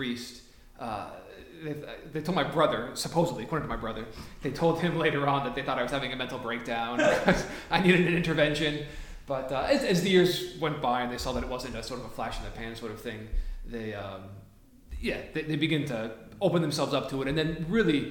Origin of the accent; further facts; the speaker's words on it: western Massachusetts, United States; I'm from Massachusetts. I grew up in the western part of Massachusetts.